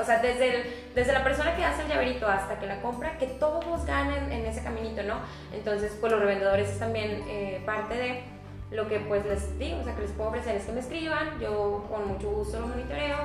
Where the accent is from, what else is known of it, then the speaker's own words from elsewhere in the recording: Monterrey, Nuevo León, Mexico; soy de aquí de Monterrey